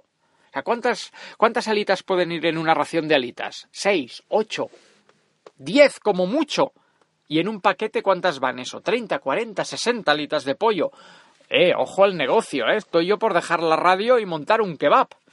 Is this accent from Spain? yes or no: yes; Catalonia, Spain; Soy catalán, agarrado y rata, pero no tonto